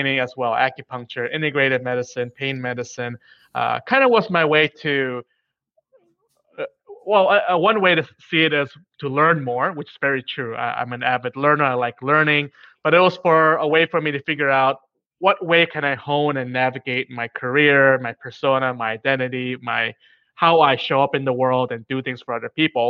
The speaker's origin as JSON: {"language": "English", "region": "New York", "country": "United States", "tie": "born or raised there", "said": "I was born in New York to immigrant parents"}